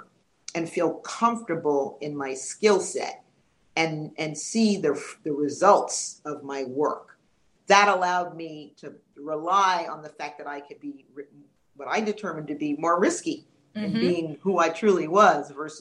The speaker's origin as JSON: {"language": "English", "town": "New York City", "region": "New York", "country": "United States", "tie": "born or raised there", "also_born_or_lived": "Orlando", "moved": "yes", "said": "I grew up in New York City"}